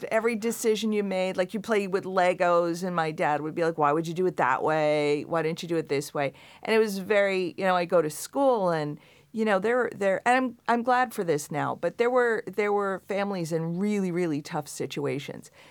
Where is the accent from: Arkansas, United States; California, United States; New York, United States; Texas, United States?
New York, United States; Long Island; I grew up in Long Island.